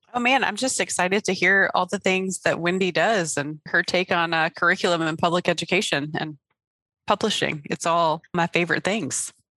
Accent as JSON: {"language": "English", "area": "Hampton Roads", "region": "Virginia", "country": "United States", "accent": "Southern", "said": "I'm from Hampton Roads area of Virginia, so the accents are very similar"}